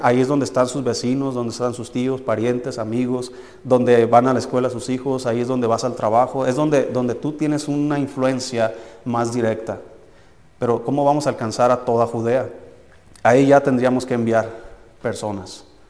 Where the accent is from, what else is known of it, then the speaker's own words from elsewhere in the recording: Tequila, Jalisco, Mexico; moved away; mi pueblo se llama Tequila, Jalisco